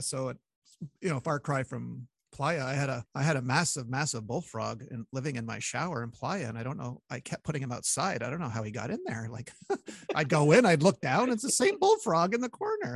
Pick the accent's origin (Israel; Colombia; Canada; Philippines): Canada; Montreal, Quebec; when you're from Montreal, you go to hockey games